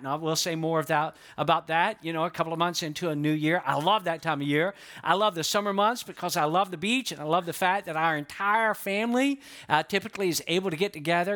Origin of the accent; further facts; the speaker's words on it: Georgia, United States; now in Florida, United States; I'm from Georgia, but I've been in Florida longer than I ever lived in Georgia